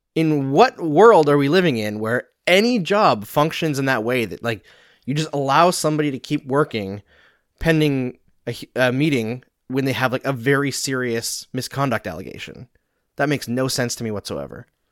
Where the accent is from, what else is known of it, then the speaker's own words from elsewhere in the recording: Canada; accent: Canadian; moved away; also born or lived in Saskatchewan / Alberta; I grew up in Saskatchewan and Alberta